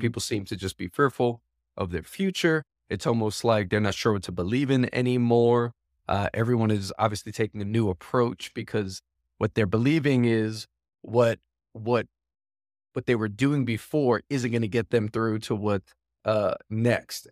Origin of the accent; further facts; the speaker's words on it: New York City, New York, United States; I am born and raised New York, born and raised in Queens, New York